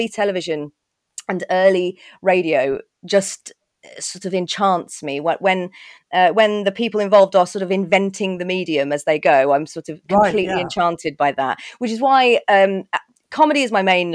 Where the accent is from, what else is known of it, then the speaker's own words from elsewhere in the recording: Birmingham, West Midlands, United Kingdom; I grew up in Birmingham